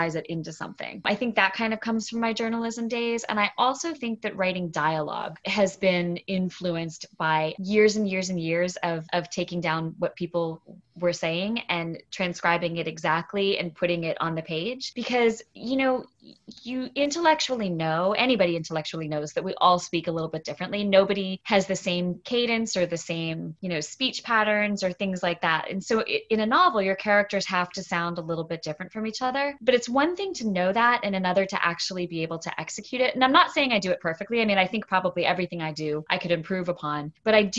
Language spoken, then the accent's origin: English; St. Petersburg, Florida, United States; also born or lived in New England; I grew up in St. Pete, Florida